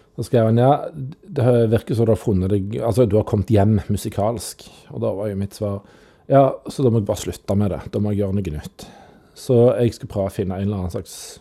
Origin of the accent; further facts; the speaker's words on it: Randaberg, Rogaland, Norway; Men jeg er fra Rantaberg